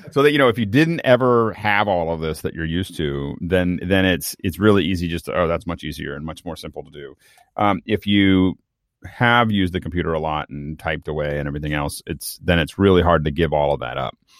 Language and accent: English; Tucson, Arizona, United States; moved away; I was born in Tucson.